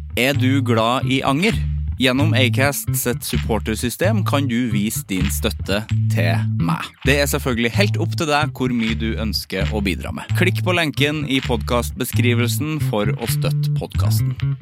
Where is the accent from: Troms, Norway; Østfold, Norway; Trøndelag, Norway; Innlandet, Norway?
Trøndelag, Norway; now in Oslo, Norway; jeg eh, er fra distriktet, men har bodd i by veldig lenge